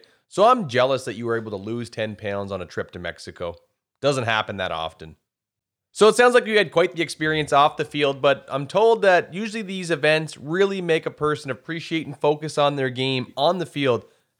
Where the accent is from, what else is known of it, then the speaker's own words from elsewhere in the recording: Canada; also born or lived in West Coast; We're from Canada.